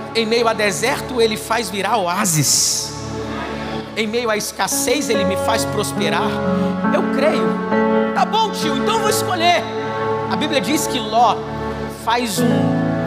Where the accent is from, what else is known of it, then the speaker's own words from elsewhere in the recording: Xerém, Rio de Janeiro, Brazil; Eu sou de Xerém